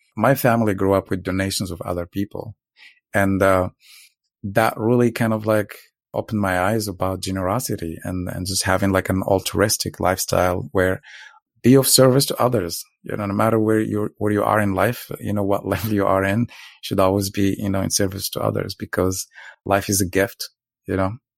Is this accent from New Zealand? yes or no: no; Morocco; now in Los Angeles, United States; I'm originally from Morocco. Uh, I was born to a very poor family on very poor village in the south and grew up, uh, in a very tough environment